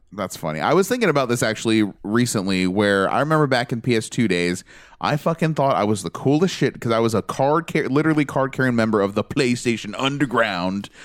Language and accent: English; United States; I'm American